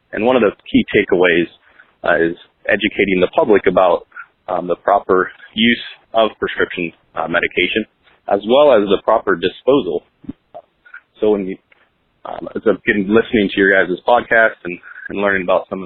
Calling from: Columbus, Ohio, United States; I'm calling from Columbus, Ohio

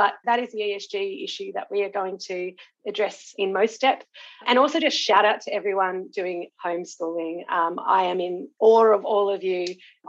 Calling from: New South Wales, Australia; I'm joining you from Wadi Wadi country on the south coast of New South Wales

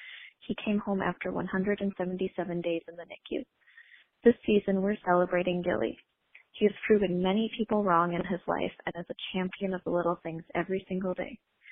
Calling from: Rochester, Minnesota, United States; I'm calling from Rochester, Minnesota.

